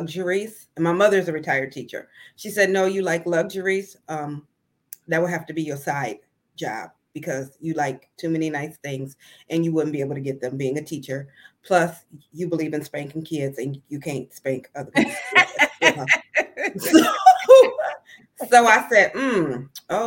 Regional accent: Sandusky, Ohio, United States; also born or lived in Mason, Ohio; I was born and raised in a little bitty place called Sandusky, Ohio

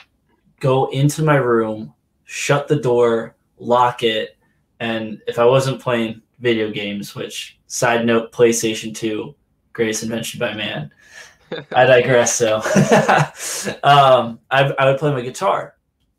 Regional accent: Reading, Pennsylvania, United States; I grew up in Reading, Pennsylvania.

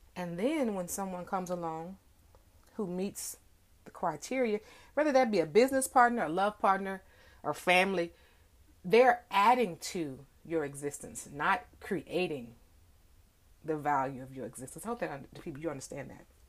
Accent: DFW, Texas, United States; it's raining here in DFW

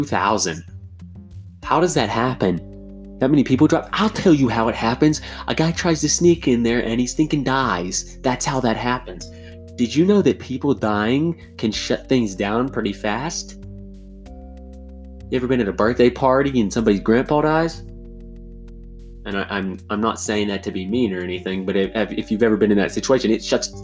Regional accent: United States; I am all American

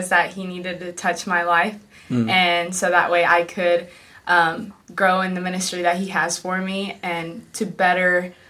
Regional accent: Pigeon Forge, Tennessee, United States; I'm from Pigeon Forge, Tennessee, and I am 18 years old.

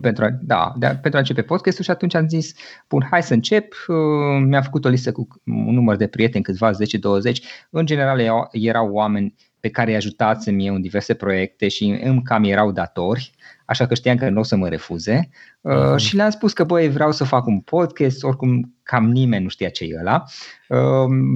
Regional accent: Cluj-Napoca, Cluj County, Romania; also born or lived in Gorj County, Oltenia; M-am născut undeva în Oltenia, în zona Gorj, iar atunci când eram foarte mic, 2-3 ani aveam, părinții mei au decis să se mute în Cluj și aici am copilărit, aici am crescut

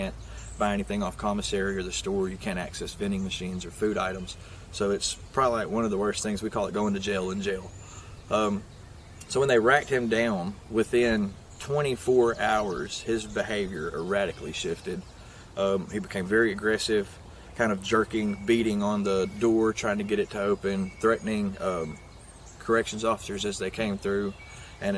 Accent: Limestone County, Alabama, United States; I grew up in Limestone County, Alabama

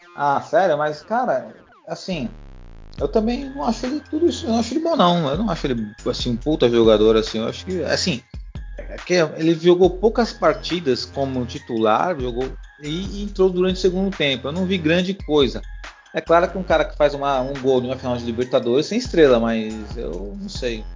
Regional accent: Brazil; Eu sou brasileiro

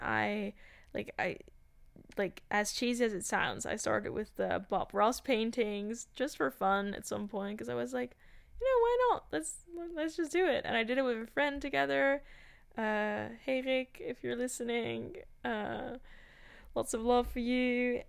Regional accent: Amsterdam, North Holland, Netherlands; I was born in Amsterdam. I grew up in Amsterdam and in another city, but also Amsterdam.

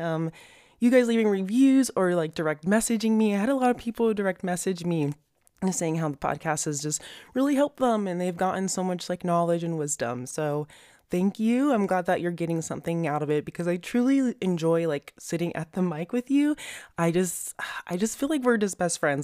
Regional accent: Las Vegas, Nevada, United States; Las Vegas in my hometown

